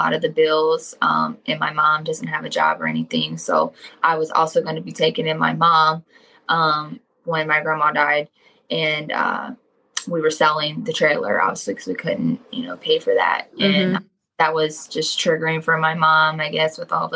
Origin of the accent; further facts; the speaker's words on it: Cincinnati, Ohio, United States; I grew up more inner city with my dad, in an apartment closer to downtown Cincinnati.